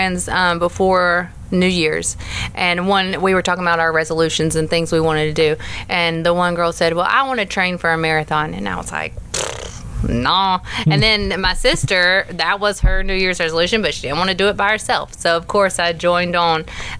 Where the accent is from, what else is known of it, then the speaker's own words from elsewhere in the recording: Hazelhurst, Georgia, United States; I'm from Hazelhurst.